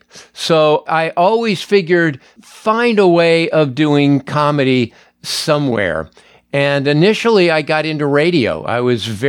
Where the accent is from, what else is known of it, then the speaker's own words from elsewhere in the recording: Los Angeles, California, United States; I grew up in the San Fernando Valley in Los Angeles.